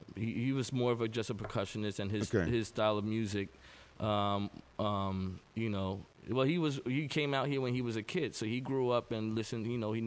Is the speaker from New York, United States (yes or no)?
yes; New York City, New York, United States; I'm born and raised in New York City.